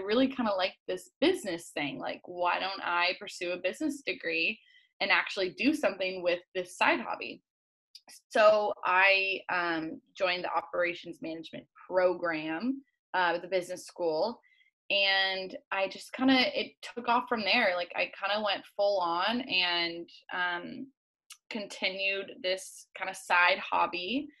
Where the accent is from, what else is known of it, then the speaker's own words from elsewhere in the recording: Hood River, Oregon, United States; also born or lived in Utah / Nashville; I'm from Hood River, Oregon. It's a tiny little town on the border of Oregon and Washington. And it's a really active, like windsurfing, skiing, biking, hiking town. So a very little active town is where I grew up.